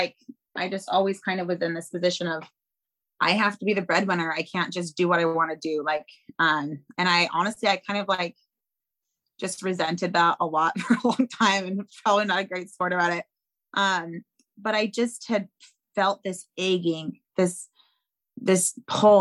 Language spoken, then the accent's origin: English; Seattle, Washington, United States; I grew up in South Seattle